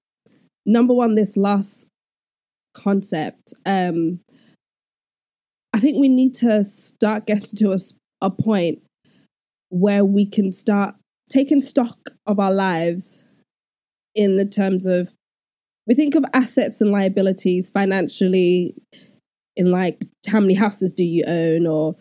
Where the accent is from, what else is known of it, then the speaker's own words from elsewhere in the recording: Nigeria; particularly in a Nigerian home, we're both Nigerian, so we identify with that culture